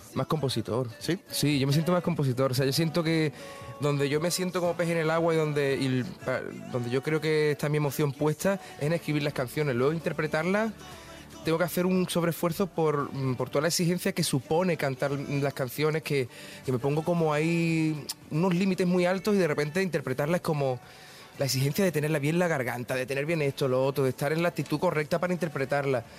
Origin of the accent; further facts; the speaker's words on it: Andalusia, Spain; Andalucía a mí me responde muy bien, ¿sabes? Es mi tierra